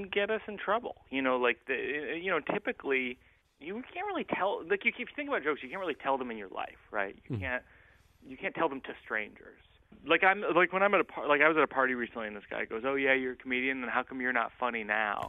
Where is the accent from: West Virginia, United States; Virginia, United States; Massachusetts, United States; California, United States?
Massachusetts, United States; Shrewsbury; where I grew up on Westwood Road